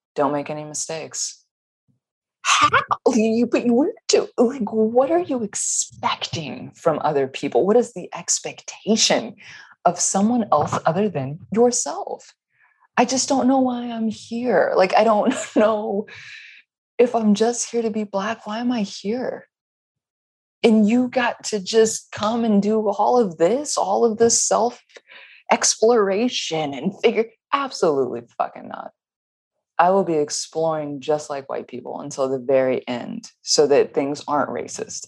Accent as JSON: {"language": "English", "region": "the South", "country": "United States", "tie": "born or raised there", "said": "I grew up in the South."}